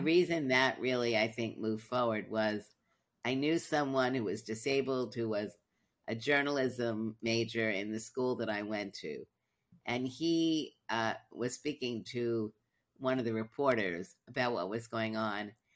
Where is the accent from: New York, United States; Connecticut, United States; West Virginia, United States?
New York, United States; New York City; moved away; I grew up in Brooklyn, then I moved